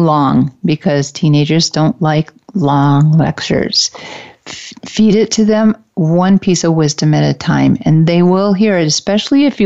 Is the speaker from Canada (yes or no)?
no; Detroit, Michigan, United States; I'm from the Detroit area, and we had a class trip to the top of one of the tallest buildings in Detroit